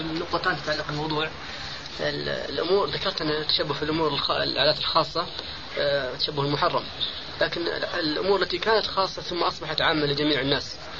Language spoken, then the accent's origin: Arabic; Kuwait; الشباب المسلم بخاصة عندنا في الكويت